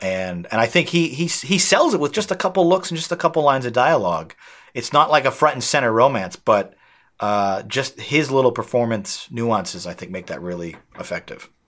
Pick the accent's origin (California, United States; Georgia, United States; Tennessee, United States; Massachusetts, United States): Massachusetts, United States; outside of Boston; that beach is directly across from where I grew up, my hometown